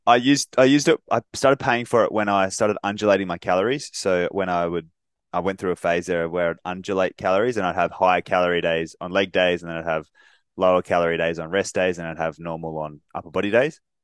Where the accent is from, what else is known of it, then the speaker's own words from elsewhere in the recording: Australia; us being Australian